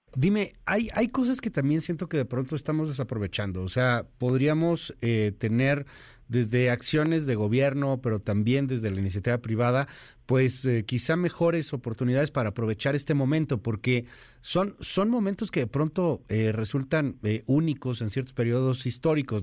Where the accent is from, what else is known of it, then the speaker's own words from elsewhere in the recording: Mexico; México, al ser el socio comercial importantísimo que somos de Estados Unidos